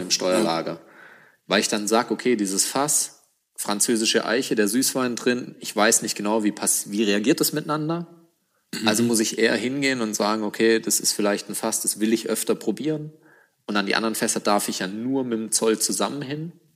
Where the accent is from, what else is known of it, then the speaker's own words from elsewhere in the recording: Germany; als Deutscher in Panama die Distille hochzuziehen